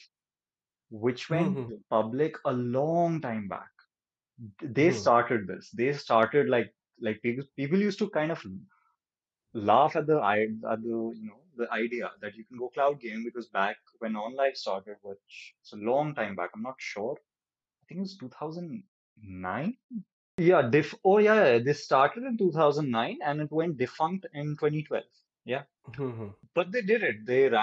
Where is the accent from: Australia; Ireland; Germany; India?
India; as an Indian gamer